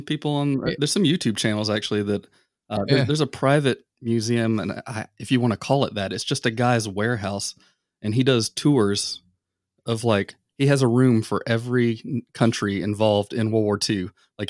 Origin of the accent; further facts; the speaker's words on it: the South, United States; I mean, I grew up in the South, and near I guess you could say the outdoors.